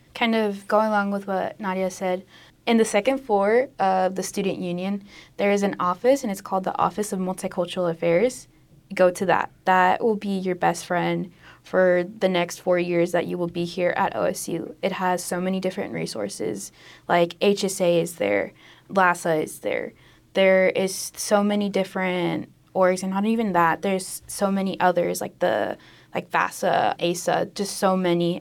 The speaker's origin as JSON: {"language": "English", "town": "Tulsa", "region": "Oklahoma", "country": "United States", "tie": "born or raised there", "said": "my hometown of Tulsa"}